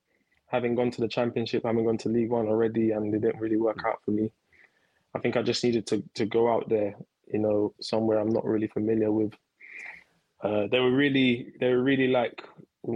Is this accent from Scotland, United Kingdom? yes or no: no; London, United Kingdom; I grew up in East London, Canning Town